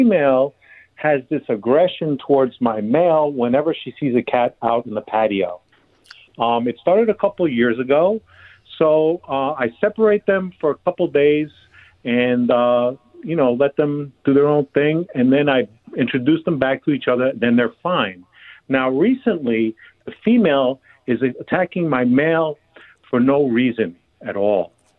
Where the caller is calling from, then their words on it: Glendale, California, United States; I'm in Glendale, the Jewel City.